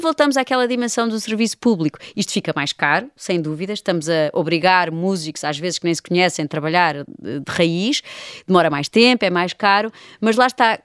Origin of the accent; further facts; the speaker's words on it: Lisbon, Portugal; eu, como Lisboeta